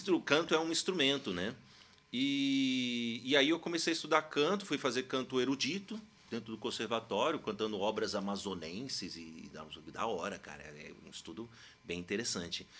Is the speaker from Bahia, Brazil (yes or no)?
no; Uberlândia, Minas Gerais, Brazil; moved away as an adult; also born or lived in Santos, São Paulo; now in São Paulo, Brazil; Eu sou mineiro, como o Will bem comentou aqui, do Triângulo Mineiro de Uberlândia